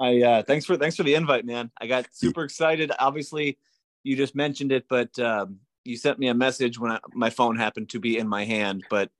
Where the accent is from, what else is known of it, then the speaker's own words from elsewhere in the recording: Wisconsin, United States; also born or lived in New Hampshire / Texas; I was born in Wisconsin. Moved around quite a bit. My dad worked for a paper company, and so we moved up to northern Wisconsin, out to New Hampshire, back to Wisconsin, and then I went to Texas.